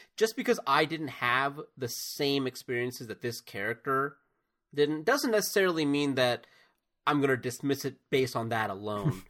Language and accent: English; United States; as an American